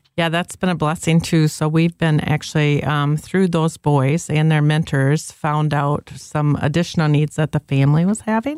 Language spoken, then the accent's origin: English; Zeeland, Michigan, United States; now in Byron Center, United States; I grew up in Zealand